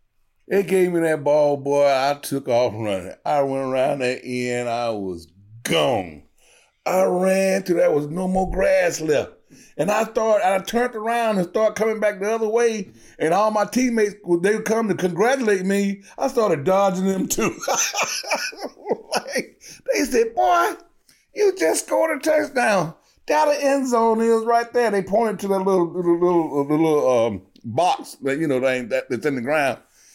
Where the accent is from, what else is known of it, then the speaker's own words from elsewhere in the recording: Georgia, United States; I grew up very poor. We was on welfare.